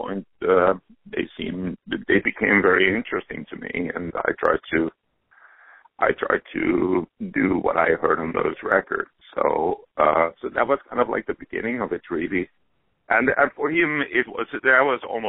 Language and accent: English; Helsinki, Uusimaa, Finland; moved away as an adult; now in New York, United States; Yes, I grew up there, only came to the States in my early 20s